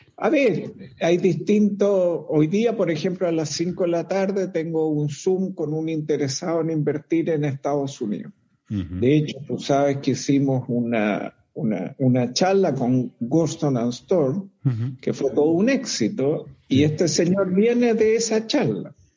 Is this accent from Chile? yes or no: yes; Chile